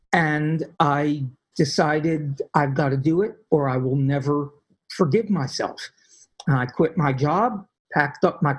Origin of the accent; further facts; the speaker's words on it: Philadelphia, Pennsylvania, United States; I came from Philadelphia, where there was no doubt if you were in a ghetto, if you were in a really dangerous area, you knew it.